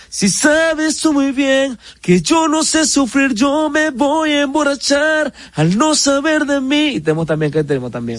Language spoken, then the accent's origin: Spanish; San Francisco de Macorís, Duarte, Dominican Republic; nunca he dicho que soy de San Francisco